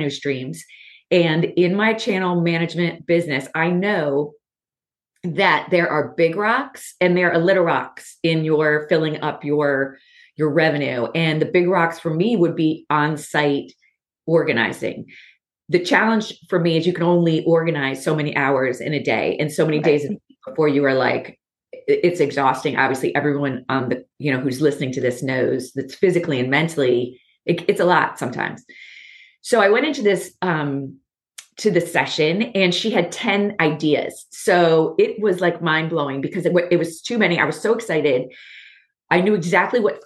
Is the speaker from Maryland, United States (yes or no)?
yes; Baltimore, Maryland, United States; I'm from Baltimore.